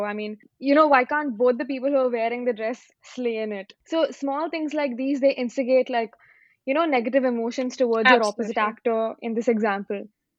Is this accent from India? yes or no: yes; Pune, Maharashtra, India; I'm from Pune and I'm 22 years old as well.